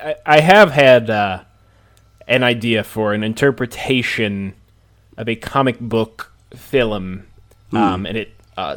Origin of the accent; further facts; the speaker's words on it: Montana, United States; I'm from Montana, so...